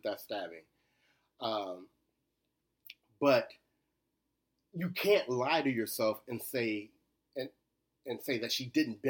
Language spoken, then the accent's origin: English; Shreveport, Louisiana, United States; moved away; also born or lived in Cincinnati, Ohio; I'm originally from Shreveport